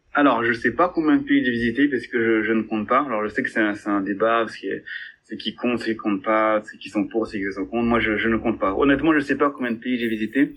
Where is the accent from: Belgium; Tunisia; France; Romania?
France; je suis français